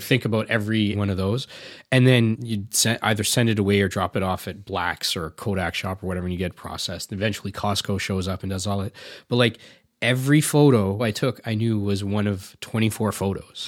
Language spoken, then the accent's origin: English; Canada; also born or lived in India; I grew up here